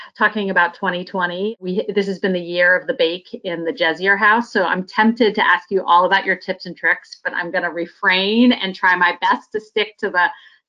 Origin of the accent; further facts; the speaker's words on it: Northeast, United States; I'm from the Northeast